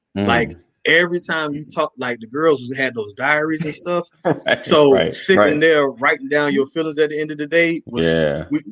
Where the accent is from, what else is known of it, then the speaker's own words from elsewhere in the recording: Hallandale Beach, Florida, United States; I'm from Hollandale, small city in Florida.